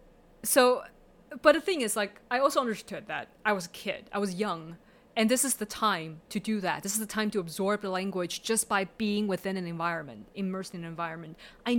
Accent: California, United States; English is a second language; I grew up in the Silicon Valley, which has a large population of Asian American first generation immigrants.

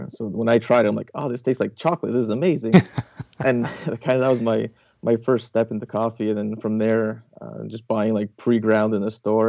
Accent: Canada; I was growing up in Canada

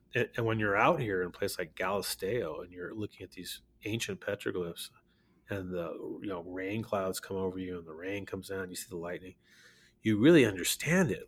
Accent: Berkeley, California, United States; moved away as an adult; now in Santa Fe, United States; we were born and raised in Berkeley, California

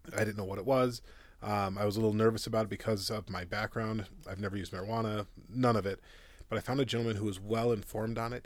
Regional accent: Minneapolis, Minnesota, United States; moved away as an adult; also born or lived in Modesto, California; now in Loveland, United States; I'm originally from Minneapolis, Minnesota

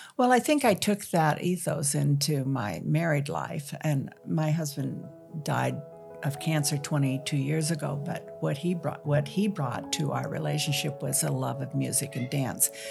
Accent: Dayton, Washington, United States; I'm from Dayton, Washington

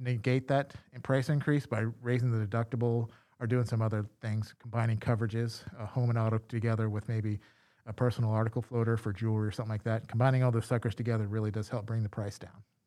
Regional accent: Louisiana, United States; I'm from Louisiana

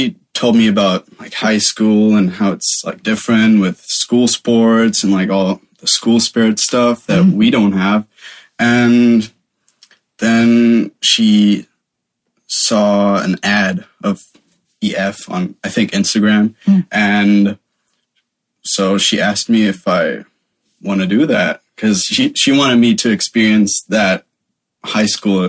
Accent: Germany; English is a second language; I'm from Germany.

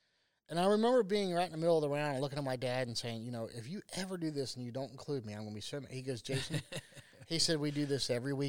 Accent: Ohio, United States; born and raised in Ohio.

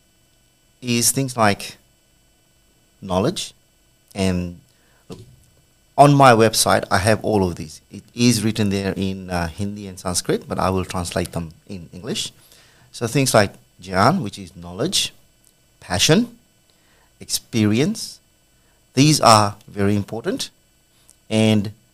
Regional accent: Fiji; now in Australia; As a child, probably after the age of 10, I come from Fiji

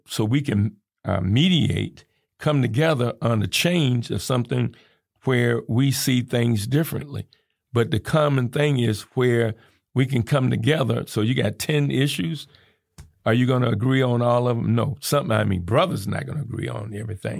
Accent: Georgia, United States; also born or lived in Indiana; now in Kankakee, United States; growing up in the South

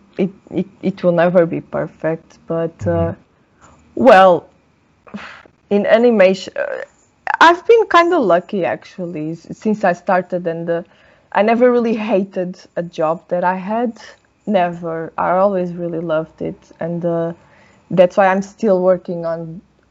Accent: Portugal; first language Portuguese; English is a second language; moved away; because of course I live outside of my home, right? Like Portugal.

